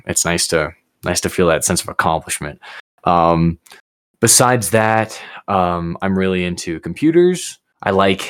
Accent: Colorado Springs, Colorado, United States; also born or lived in Georgia; moved here when I was like one. I was born in Georgia, but all I can remember is Colorado.

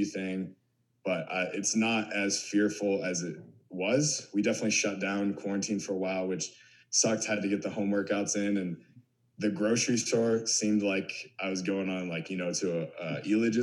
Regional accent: small city north of Pittsburgh, Pennsylvania, United States; But I'm from like a small little city up north from Pittsburgh.

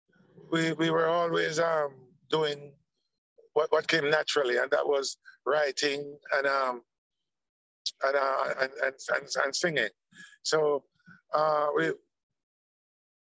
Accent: Kingston, Jamaica; all three of us are from Trenchtown, you know? So I was born in Trenchtown.

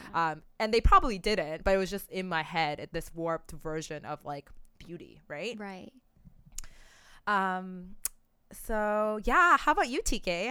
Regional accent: Oakville, Ontario, Canada; growing up in Oakville, Ontario

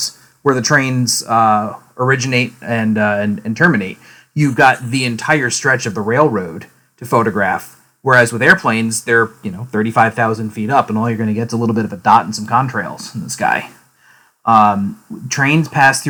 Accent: Albany, New York, United States; I am originally from Albany, New York. I grew up there. My childhood home from my first memories all the way through graduating high school

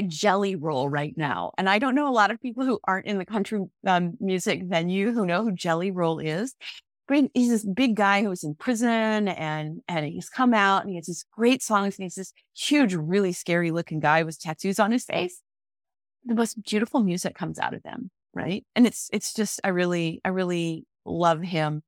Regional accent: Omaha, Nebraska, United States; also born or lived in Council Bluffs, Iowa / Texas; growing up in Nebraska

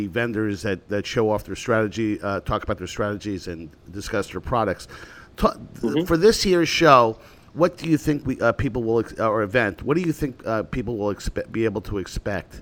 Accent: United States; as an American

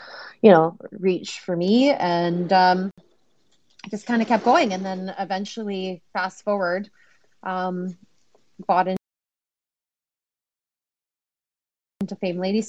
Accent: Canada; I'm Canadian

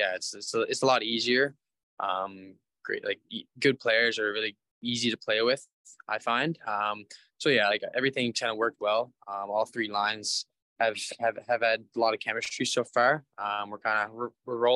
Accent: Nova Scotia, Canada; also born or lived in Bathurst; now in Gatineau, Canada; we're both from Nova Scotia

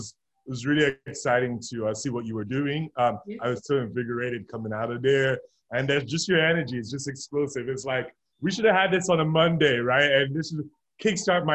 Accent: Nigeria; now in Louisville, United States; I'm originally from Nigeria

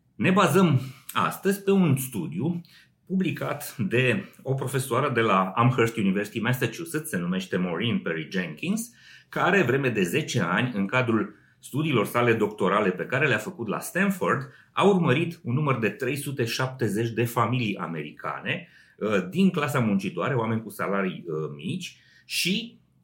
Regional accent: Romania; la noi în țară

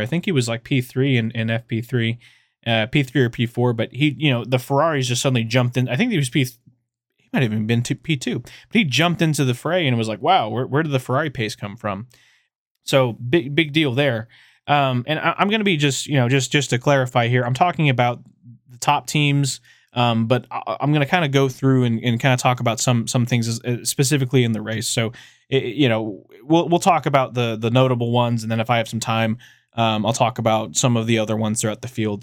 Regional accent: Texas, United States; I'm a guy from Texas

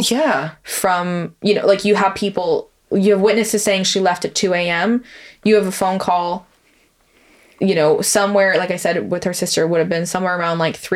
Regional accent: London, United Kingdom; especially where like we grew up in London, which is a bigger city

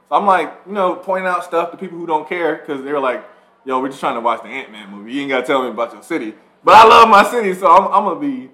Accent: Atlanta, Georgia, United States; growing up in Atlanta.

